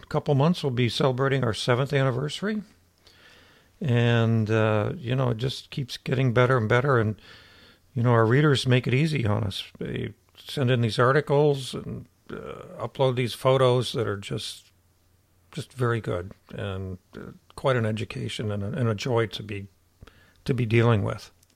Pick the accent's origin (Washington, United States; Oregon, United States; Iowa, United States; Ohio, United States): Ohio, United States; moved away; I'm from Ohio